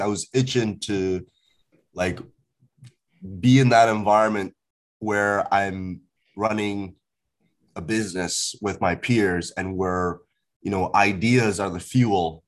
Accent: Port Hawkesbury, Nova Scotia, Canada; also born or lived in Ghana; I grew up in a rural town in Nova Scotia for about 10 years.

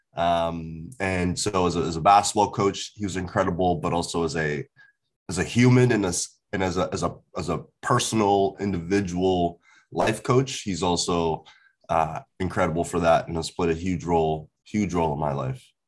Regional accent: Port Hawkesbury, Nova Scotia, Canada; also born or lived in Ghana; I grew up in a rural town in Nova Scotia for about 10 years.

